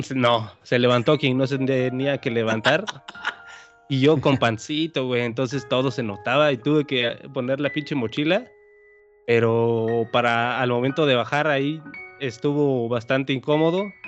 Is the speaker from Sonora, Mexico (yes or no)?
no; Oaxaca, Mexico; de mi pueblo a la ciudad capital de Oaxaca, que son dos horas de donde yo vivo a Oaxaca